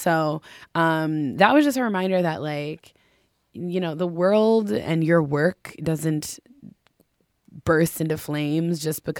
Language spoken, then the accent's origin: English; Minneapolis, Minnesota, United States; And so I kind of spontaneously decided to go home. I'm from Minneapolis. And I decided to go home and just, like, unplug.